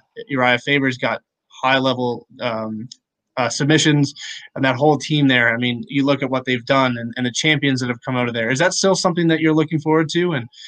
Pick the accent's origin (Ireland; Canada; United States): Canada; being Canadian, I'm always going to have the GSP bias.